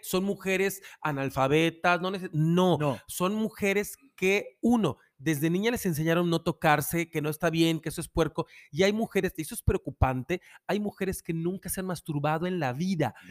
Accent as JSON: {"language": "Spanish", "region": "Yucatán", "country": "Mexico", "said": "los que somos yucatecos"}